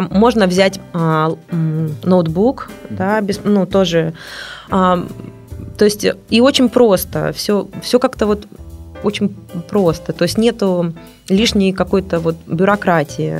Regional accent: Russia; я из России

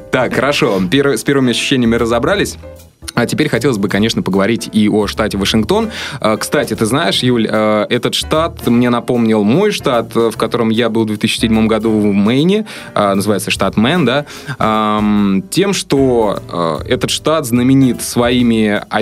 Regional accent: Vologda, Vologda Oblast, Russia; also born or lived in Moscow / Saint Petersburg; 26 лет, э, из Москвы, можно сказать, э, эм, поехала в Сиэтл, э, жила немножко в Санкт-Петербурге, сама родом из Город Вологда. Город Вологда.

